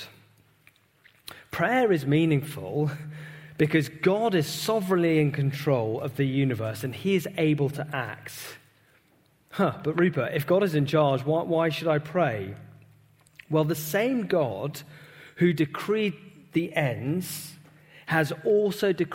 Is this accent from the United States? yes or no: no; United Kingdom; British Christians